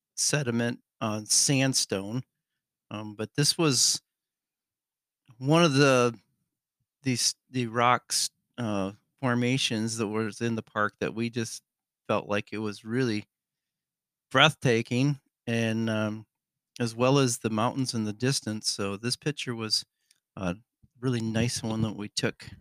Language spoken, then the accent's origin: English; Michigan, United States; We're from Michigan